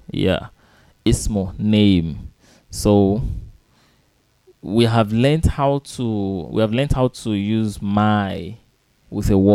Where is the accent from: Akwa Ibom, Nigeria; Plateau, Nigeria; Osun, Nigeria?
Osun, Nigeria; now in Lagos, Nigeria; I am from Osun State. I am from Osun State.